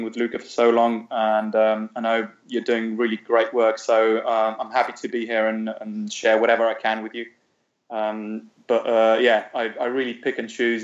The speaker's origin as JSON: {"language": "English", "town": "Ljubljana", "country": "Slovenia", "tie": "born or raised there", "also_born_or_lived": "London", "second_language": "English", "said": "we grew up in Ljubljana, Slovenia"}